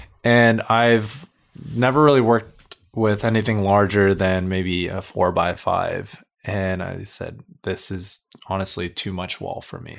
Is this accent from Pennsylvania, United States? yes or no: no; Carson, California, United States; LA based, yeah. Born and raised here in Carson.